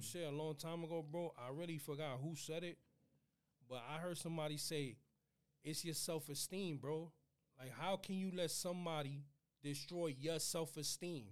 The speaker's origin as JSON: {"language": "English", "town": "New York City", "region": "New York", "country": "United States", "tie": "born or raised there", "said": "that's my house where I grew up. 2558 Marion Ave."}